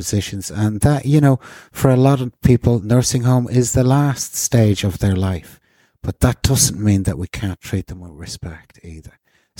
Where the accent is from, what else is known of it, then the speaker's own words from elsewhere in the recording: Ireland; we're Irish. We take death seriously